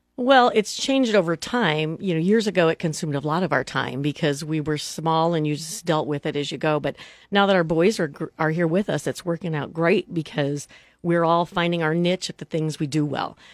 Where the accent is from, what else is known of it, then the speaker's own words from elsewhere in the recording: Neely, Nebraska, United States; moved away as an adult; now in Lincoln, United States; Dan and I grew up in a small town. Uh, we're from Neely, Nebraska.